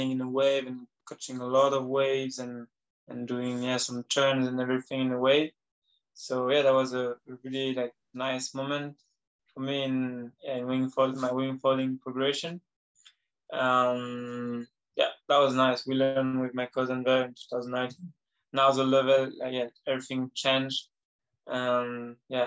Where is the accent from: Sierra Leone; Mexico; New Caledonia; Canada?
New Caledonia; I'm from New Caledonia.